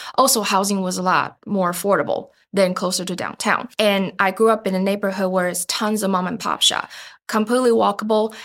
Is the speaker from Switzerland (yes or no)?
no; Taiwan; moved away as an adult; also born or lived in Alabama; now in Dover, United States; I'm originally from Taiwan, and after meeting Aaron, uh, I eventually chose to immigrate here about five years ago